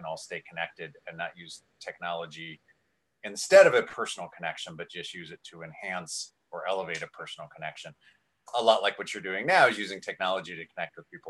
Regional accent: Canada; now in Vancouver, Canada; Been in Vancouver for 6.5 years now. I'm Canadian

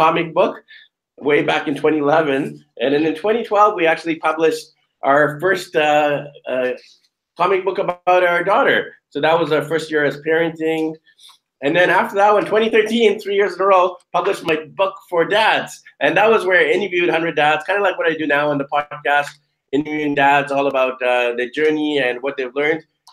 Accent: Vancouver, British Columbia, Canada; I'm from Vancouver, so I'm used to those gloomy, rainy winters

